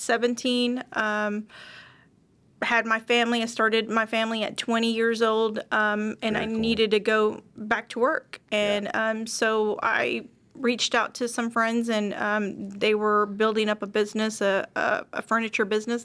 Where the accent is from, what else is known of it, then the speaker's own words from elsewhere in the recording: Dallas, Texas, United States; I'm born and raised here in Dallas, Texas.